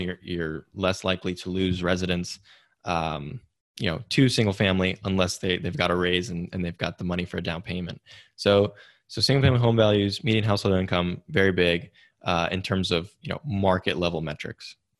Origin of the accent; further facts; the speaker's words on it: Silicon Valley, California, United States; growing up in Silicon Valley